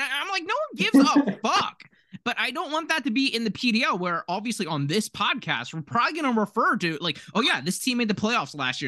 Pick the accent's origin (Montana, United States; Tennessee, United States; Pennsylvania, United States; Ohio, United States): Pennsylvania, United States; Philadelphia; we grew up in, like, Philadelphia